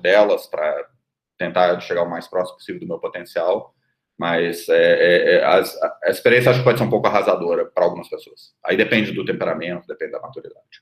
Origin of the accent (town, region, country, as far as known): Brazil